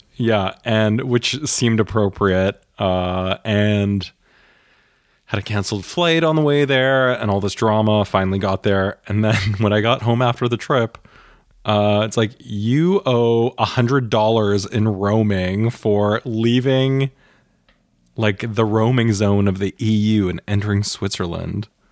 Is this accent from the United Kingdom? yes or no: no; Canada; now in Germany; I grew up in Canada